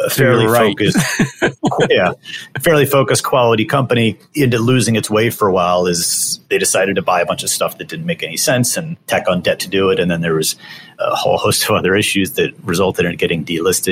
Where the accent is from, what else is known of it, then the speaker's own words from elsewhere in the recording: Maryland, United States; also born or lived in North Carolina / Washington, D.C.; Born in North Carolina, but I grew up in Maryland, about 45 minutes north of Baltimore City